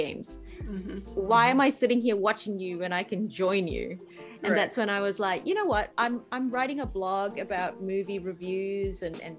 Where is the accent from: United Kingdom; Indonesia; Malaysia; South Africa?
Malaysia; also born or lived in New Zealand; now in Australia; I grew up in Malaysia. Games were all knockoffs